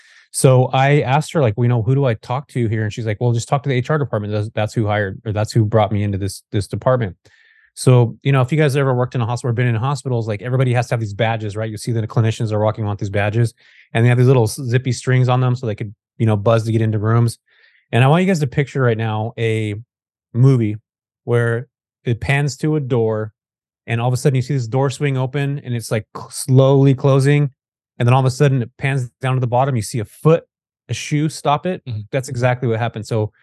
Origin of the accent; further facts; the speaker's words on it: California, United States; I grew up in Northern California, and pretty much everybody skateboarded here when I was growing up.